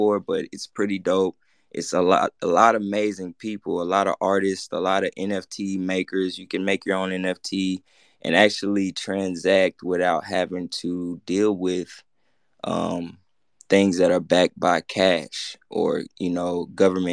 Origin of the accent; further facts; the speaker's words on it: Memphis, Tennessee, United States; I'm from the hood, I'm from Memphis, Tennessee